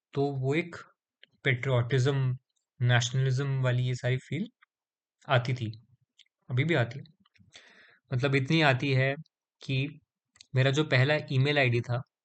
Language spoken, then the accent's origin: Hindi; India